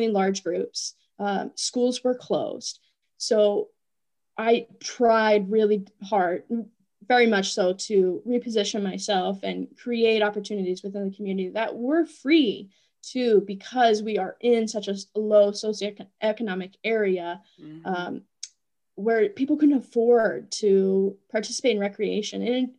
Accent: Appalachia, United States; I felt that I was not fully embracing my roots as an Appalachian. And so coming back here, I really wanted to embrace my upbringing, my roots, so to speak.

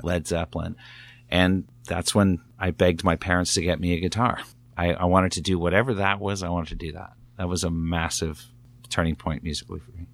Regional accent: Newcastle, Ontario, Canada; Living, growing up in Newcastle, Ontario

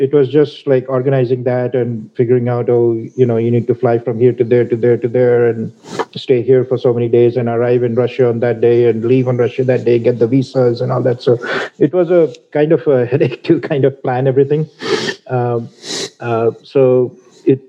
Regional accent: India; moved away; I'm from India originally

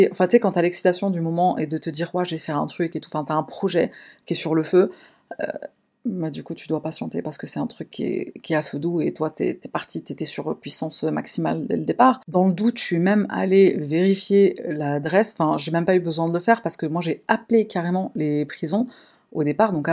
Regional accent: Paris, Île-de-France, France; Je suis de Paris, en France.

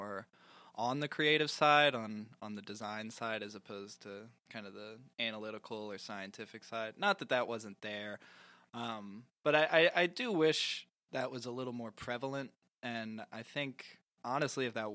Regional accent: Louisville, Kentucky, United States; also born or lived in Lexington, Kentucky; I was born and raised in Louisville, Kentucky

